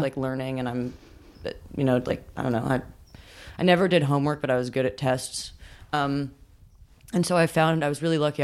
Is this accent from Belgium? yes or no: no; New York, United States; growing up in New York